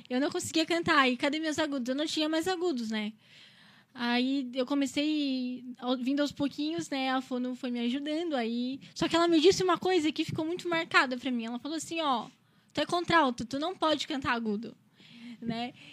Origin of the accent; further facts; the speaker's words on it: Criciúma, Santa Catarina, Brazil; Sim, eu moro no São Luís, nasci em Criciúma, Santa Catarina, né? Sou criciumense.